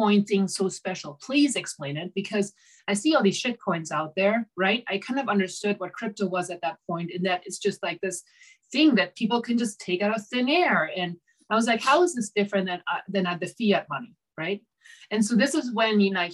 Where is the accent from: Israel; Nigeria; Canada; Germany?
Germany; moved away as an adult; now in United States; I'm originally from Germany